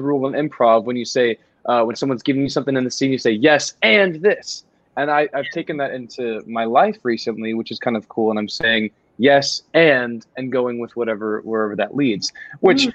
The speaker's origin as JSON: {"language": "English", "town": "College Station", "region": "Texas", "country": "United States", "tie": "born or raised there", "said": "College Station, which is my hometown"}